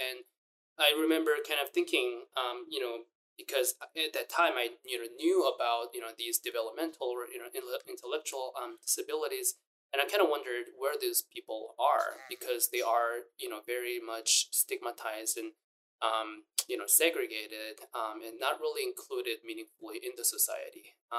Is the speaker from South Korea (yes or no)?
yes; South Korea; moved away; also born or lived in Kunming, China; I was born and raised in Korea, and then South Korea.